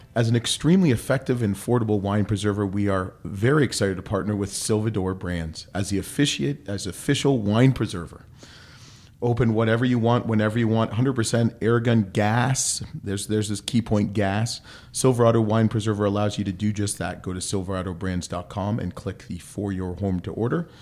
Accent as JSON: {"language": "English", "country": "Canada", "said": "I'm Canadian"}